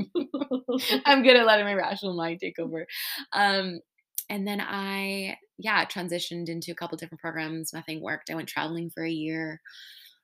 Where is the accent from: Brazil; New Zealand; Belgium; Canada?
Canada; Saskatchewan; I'm from Saskatchewan